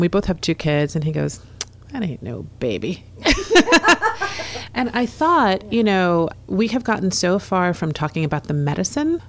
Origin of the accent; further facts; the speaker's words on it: New York City, New York, United States; I was born in Brooklyn. I was raised in New York City.